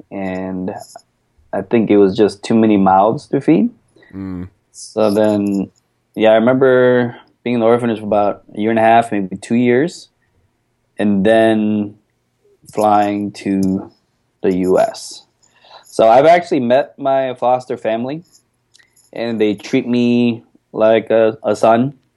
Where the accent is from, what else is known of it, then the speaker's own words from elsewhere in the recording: Dongdaegu, Daegu, South Korea; So I'm from Dongdaegu, which is East Daegu. Okay. Uh, little countryside.